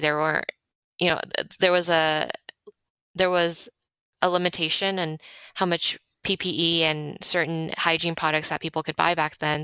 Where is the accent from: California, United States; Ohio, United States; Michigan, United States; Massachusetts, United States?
California, United States; Monterey Park; also born or lived in Los Angeles; I was born in Monterey Park.